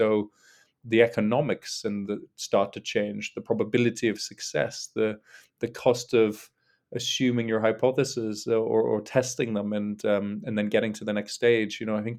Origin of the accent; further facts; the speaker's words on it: North East England, United Kingdom; now in London, United Kingdom; And so I'm from a single parent background from the northeast of England, although my accent's a bit mixed these days because I've lived in London for more than half my life.